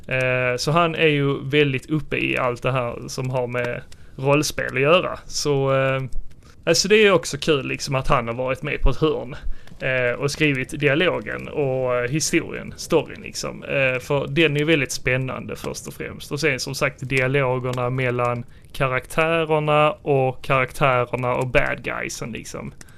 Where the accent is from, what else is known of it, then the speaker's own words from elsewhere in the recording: Sweden; vi som svenskar